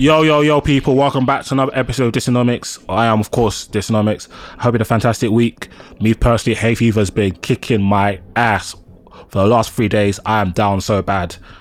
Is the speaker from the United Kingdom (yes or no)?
yes; London, United Kingdom; Nigerian and black, born and raised in London.